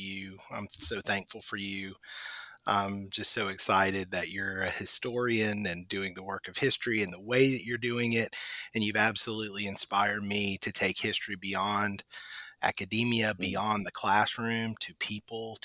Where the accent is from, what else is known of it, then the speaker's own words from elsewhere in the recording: Charleston, South Carolina, United States; moved away as an adult; also born or lived in Sullivan's Island, South Carolina / Mississippi; the city where I grew up in Charleston, South Carolina